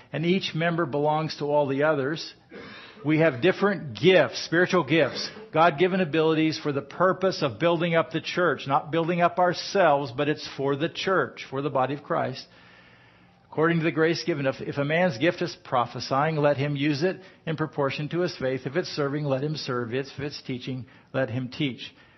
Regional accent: United States; I'm American

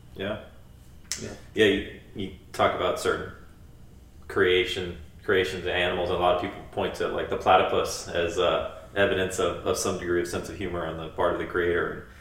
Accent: United States; growing up as, as as an American in the you know 20th 21st century

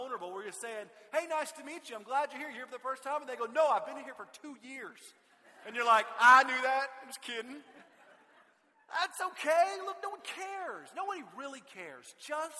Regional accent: Austin, Texas, United States; I grew up in Austin

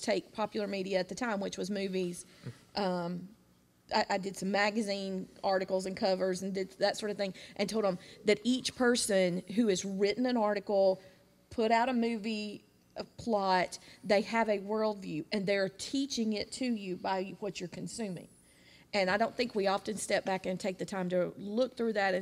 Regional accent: Jacksonville, United States; I grew up in Jacksonville.

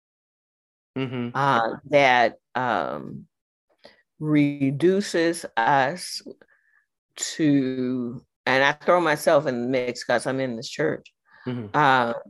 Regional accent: United States; I am an American

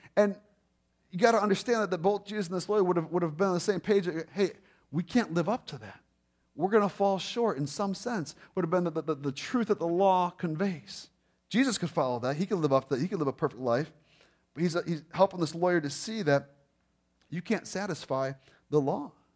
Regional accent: Lake Zurich, Illinois, United States; we grew up in Lake Zurich

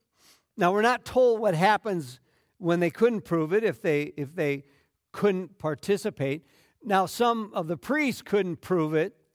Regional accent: Minnesota, United States; And my parents' relocation stamped on me being a Minnesotan. Now, I lived all over the place because of different jobs, but at the end of the day, Minnesota was always home and has been for the last 20 years.

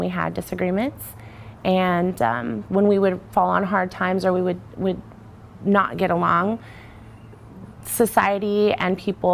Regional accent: Lakewood, United States; Mike and I have always lived in the same town since we were about 7 years old

